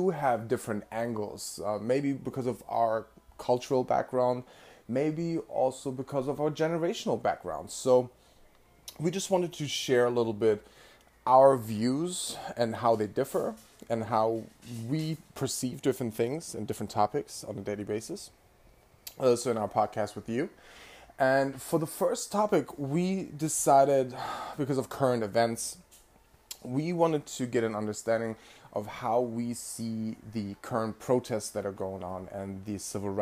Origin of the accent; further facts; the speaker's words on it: Bremen, Germany; now in New York, United States; I was actually born and raised in Bremen, Germany